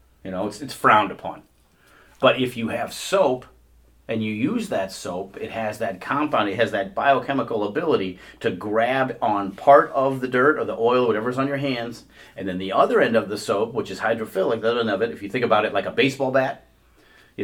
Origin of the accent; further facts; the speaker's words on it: Midwest, United States; accent: Midwestern ("warsh"); we are all from the Midwest, and you're going to hear an R in there from time to time.